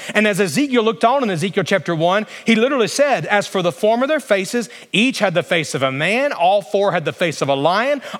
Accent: Alabama, United States; moved away; I grew up in Alabama where it was very, very flat

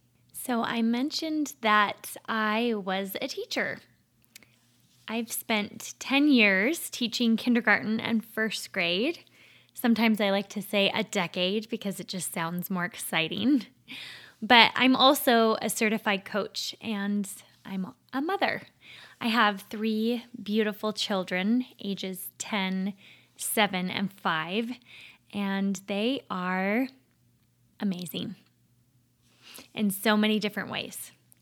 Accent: Minnesota, United States; accent: Minnesotan; I grew up in Minnesota, the land of 10,000 lakes and millions of mosquitoes. I've completely lost my Minnesotan accent, unfortunately.

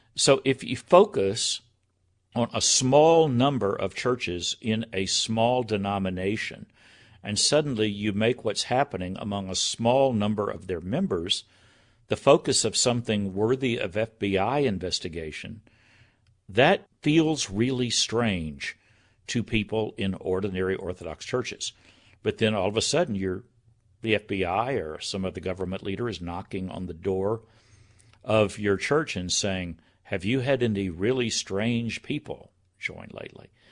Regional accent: United States; I'm an American

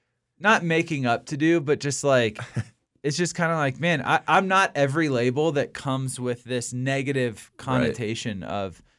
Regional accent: Virginia, United States; Like as a Christian, I grew up in Virginia, which is a relatively conservative state. And when I go back home, I'm probably considered the most liberal person like my family's ever been around in the world.

